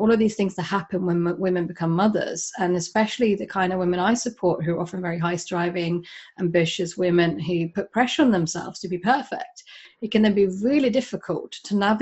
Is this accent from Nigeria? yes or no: no; Sweden; now in United Kingdom; I'm originally from Sweden